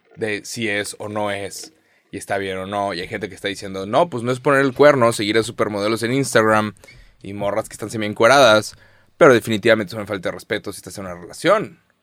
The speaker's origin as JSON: {"language": "Spanish", "country": "Mexico", "said": "Somos 130 millones de mexicanos"}